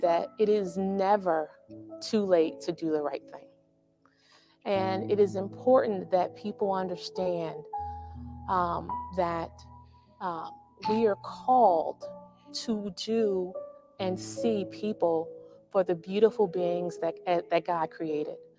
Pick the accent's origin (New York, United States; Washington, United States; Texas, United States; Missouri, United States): Missouri, United States; St. Louis; moved away as an adult; also born or lived in East Coast; I was born and raised in St. Louis, Missouri, which is a, a uh, very Catholic city